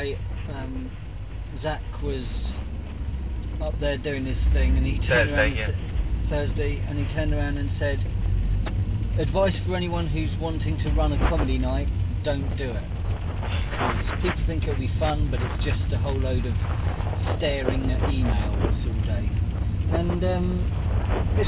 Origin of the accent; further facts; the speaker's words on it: United Kingdom; we're British